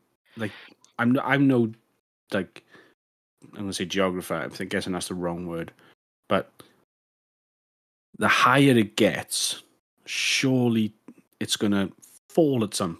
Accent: Yate, South West England, United Kingdom; I'm from Yate, and that reminds me of that.

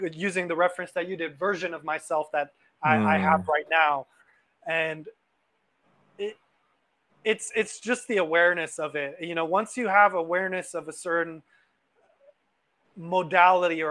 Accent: Los Angeles, California, United States; I grew up in Los Angeles

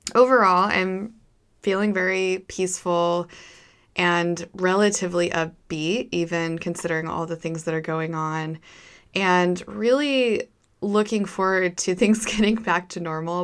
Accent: Idaho, United States; moved away as an adult; also born or lived in Thailand; We are from Idaho. Idaho is a very low cost of living area.

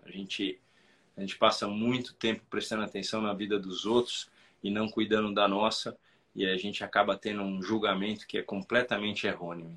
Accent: Brazil; nós, como brasileiros

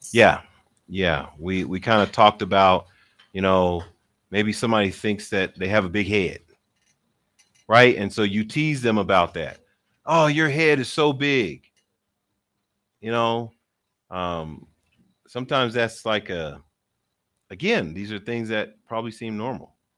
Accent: Philadelphia, Pennsylvania, United States; I'm from Philly, and so everybody in Philly talks with their hands

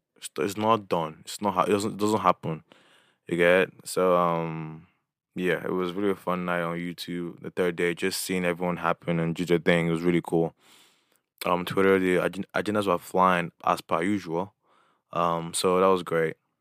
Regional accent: Imo, Nigeria; my background, I'm from Imo State.

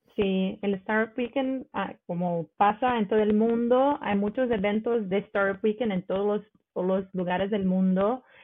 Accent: Rio de Janeiro, Brazil; Spanish is a second language; moved away as an adult; now in Stavanger, Norway; soy de Río, de Río de, de Janeiro

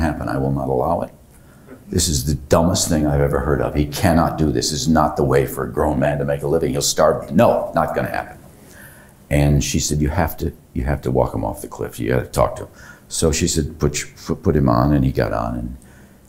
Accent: DeKalb, Illinois, United States; also born or lived in Rhode Island; now in Cumberland, Rhode Island, United States; Born in DeKalb, Illinois.

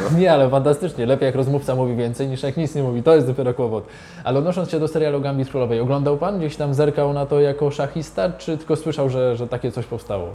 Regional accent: Zielona Góra, Lubusz Voivodeship, Poland; Ja pochodzę z Zielonej Góry

